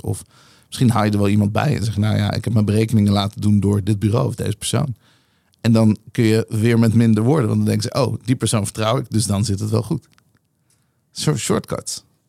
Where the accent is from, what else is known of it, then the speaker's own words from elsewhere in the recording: Nieuwegein, Utrecht, Netherlands; also born or lived in Tel Aviv; Ik ben geboren in Tel Aviv en ik, eh, ik groeide op in een super exotische nieuwe